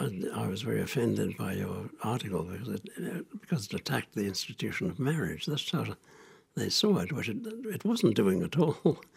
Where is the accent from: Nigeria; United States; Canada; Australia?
Australia; also born or lived in Singapore; I was born in Singapore, where my father worked as a surveyor for the Singapore Corporation. And then during the war, my mother brought me to Australia. So I was in Australia during the Second World War.